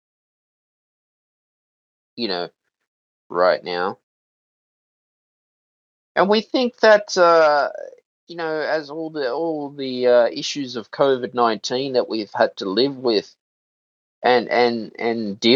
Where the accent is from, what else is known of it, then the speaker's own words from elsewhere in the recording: Australia; I'm an Australian citizen